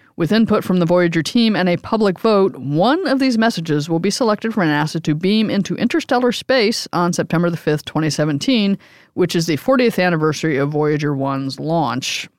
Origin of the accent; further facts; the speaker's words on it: New York City, New York, United States; as a New Yorker